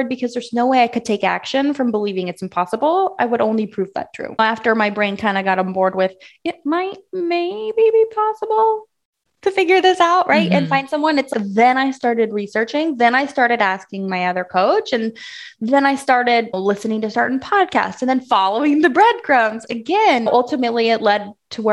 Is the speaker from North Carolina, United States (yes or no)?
no; Southern Illinois, United States; I'm from Illinois, Southern Illinois, and I grew up being the cutest little rodeo girl you ever did see.